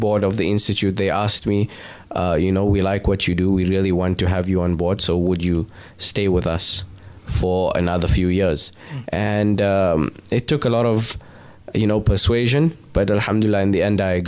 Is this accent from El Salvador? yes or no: no; Pretoria, Gauteng, South Africa; moved away as an adult; also born or lived in Amman, Jordan / Atlanta / Cape Town; I was born and raised in Pretoria, South Africa, hailing from Lodium